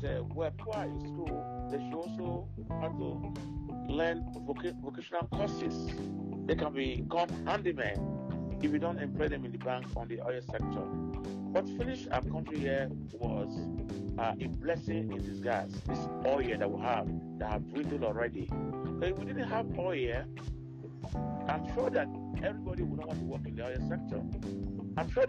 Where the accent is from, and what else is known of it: Nigeria; also born or lived in Canada